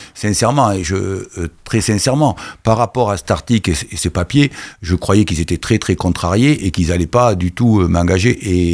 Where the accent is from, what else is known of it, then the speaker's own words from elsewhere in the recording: Bordeaux, Nouvelle-Aquitaine, France; now in Caen, France; je suis un bordelais